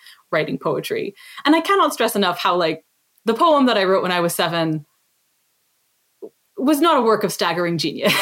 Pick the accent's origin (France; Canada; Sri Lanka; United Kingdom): Canada; also born or lived in Lebanon; I was born in Canada, but my parents were born in Lebanon